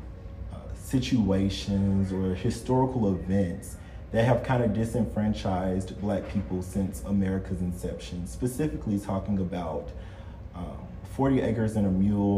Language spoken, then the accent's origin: English; Birmingham, Alabama, United States; my hometown, Birmingham